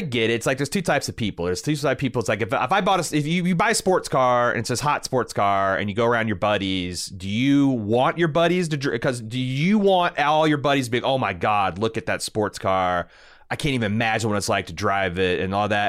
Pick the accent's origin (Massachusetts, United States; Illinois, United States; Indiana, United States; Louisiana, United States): Indiana, United States; I'm from Indiana.